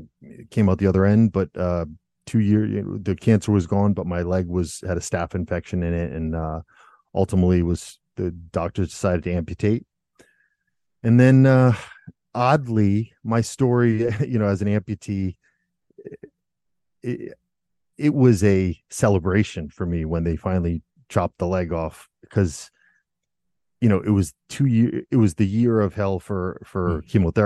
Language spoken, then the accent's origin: English; Rhode Island, United States; born or raised there; moved away as an adult; now in Germany